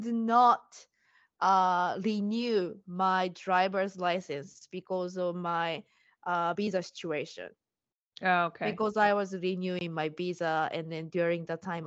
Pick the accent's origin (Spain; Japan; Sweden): Japan; now in United States; I'm Japanese and I'm living in US